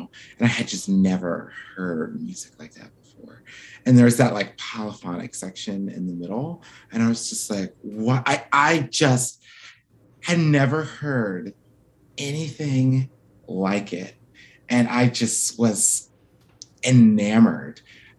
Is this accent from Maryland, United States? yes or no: yes; Baltimore, Maryland, United States; I grew up in Baltimore, Maryland.